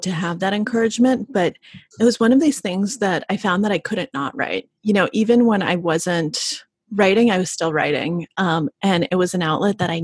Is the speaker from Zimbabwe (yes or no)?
no; Russia; moved away; we left the Soviet Union, because I was born in Russia when it was still the Soviet Union.